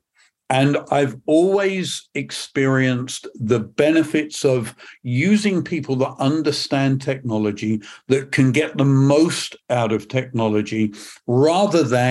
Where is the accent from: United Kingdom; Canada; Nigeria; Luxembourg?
United Kingdom; England; accent: British; moved away as an adult; also born or lived in Northern California; now in Perth, United Kingdom; I'm not from Scotland originally, from usually my background is from England